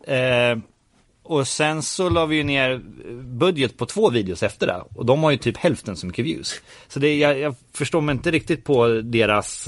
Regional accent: Örebro, Örebro County, Sweden; man höll ju på att göra fanzine hemma i Örebro

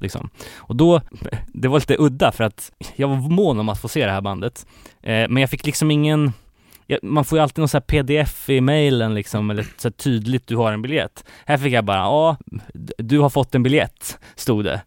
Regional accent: Gothenburg, Västra Götaland, Sweden; min hemort här, Göteborg

